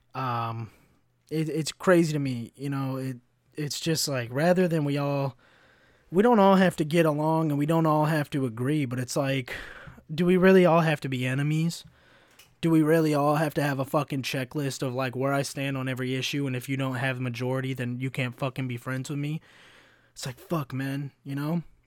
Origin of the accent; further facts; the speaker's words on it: Kentucky, United States; moved away; also born or lived in Chicago; as a white kid growing up in Kentucky